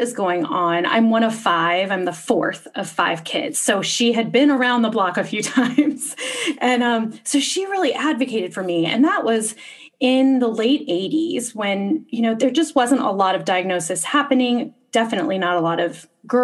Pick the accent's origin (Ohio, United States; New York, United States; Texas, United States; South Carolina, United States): Texas, United States; moved away as an adult; also born or lived in Boston; I was growing up in Texas